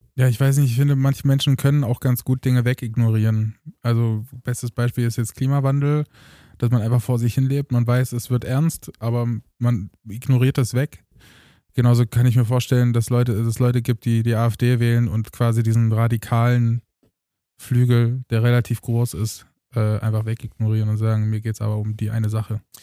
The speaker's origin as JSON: {"language": "German", "town": "Eisleben", "region": "Saxony-Anhalt", "country": "Germany", "tie": "born or raised there", "moved": "yes", "said": "damals in Eisleben in Sachsen"}